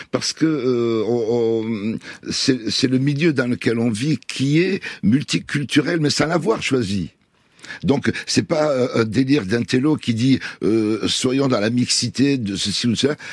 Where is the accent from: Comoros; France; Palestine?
Palestine; Donc moi, je suis des Palestiniens sans l'avoir voulu.